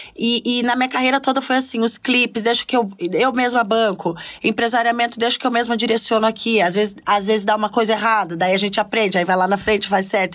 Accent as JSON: {"language": "Portuguese", "town": "Curitiba", "region": "Paraná", "country": "Brazil", "moved": "as an adult", "lives_now": "São Paulo, Brazil", "said": "Era eu sou do sul, né? Eu sou de Curitiba"}